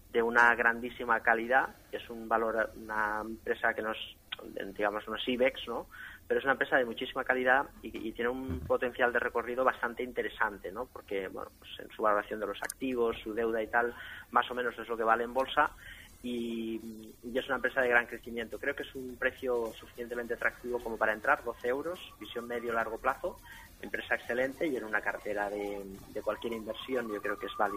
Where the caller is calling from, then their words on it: Madrid, Community of Madrid, Spain; de Madrid.